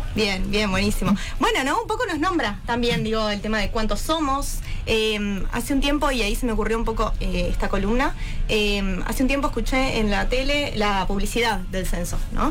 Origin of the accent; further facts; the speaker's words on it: Argentina; yo soy argentina, entonces no soy, qué sé yo, chilena, no soy boliviana